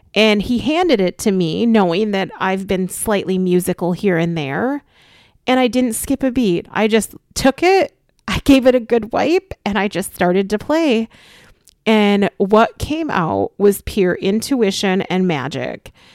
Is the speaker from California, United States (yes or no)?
no; Austin, Minnesota, United States; my childhood home that I grew up in Austin, Minnesota